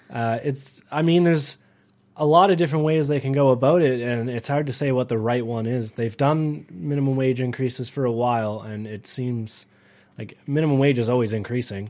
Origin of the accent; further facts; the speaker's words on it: Canada; I'm Canadian